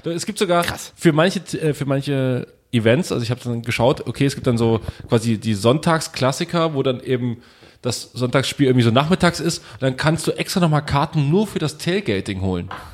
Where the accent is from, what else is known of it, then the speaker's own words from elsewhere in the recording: Germany; wir kommen aus Deutschland